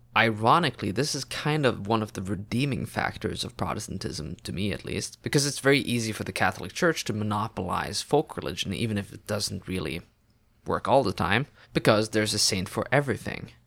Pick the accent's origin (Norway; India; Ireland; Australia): Norway; first language Norwegian; English is a second language; My mother tongue is Norwegian, or so I'm told, but I don't speak as the people do in textbooks